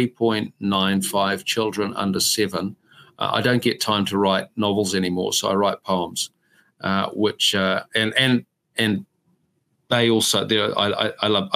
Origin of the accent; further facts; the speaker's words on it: Whanganui, Manawatū-Whanganui, New Zealand; I grew up in Whanganui